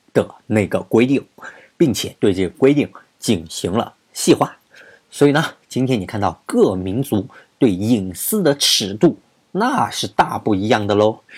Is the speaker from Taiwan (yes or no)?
no; China; 我们中国人